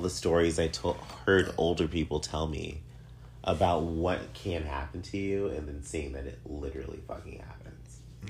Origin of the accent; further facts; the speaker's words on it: United States; I'm American